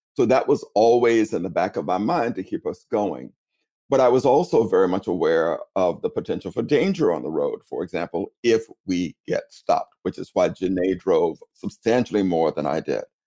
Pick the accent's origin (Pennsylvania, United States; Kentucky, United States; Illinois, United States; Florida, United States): Florida, United States; Tallahassee; accent: Southern; now in New York City, United States; I'm from originally from Tallahassee, Florida